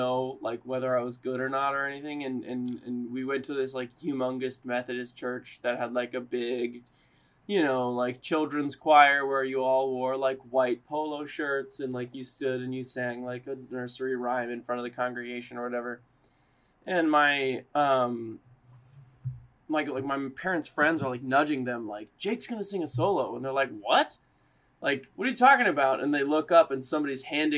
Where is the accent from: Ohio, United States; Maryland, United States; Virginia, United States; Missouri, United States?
Virginia, United States; Richmond; moved away as an adult; also born or lived in Elon, North Carolina / New York; I was born in Richmond, Virginia. I grew up there